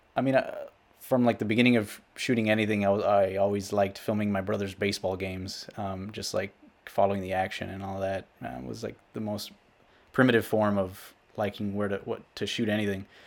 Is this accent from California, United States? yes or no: no; Rio Grande City, Texas, United States; I am from South Texas. I grew up along the U S Mexico border in a small town called Rio Grande City